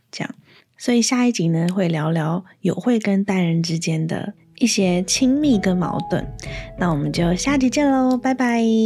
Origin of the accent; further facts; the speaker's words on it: Hsinchu, Taiwan; also born or lived in Taipei; 我是新竹人，然后每天，就是小学一到六年级每天都是新竹、台北通勤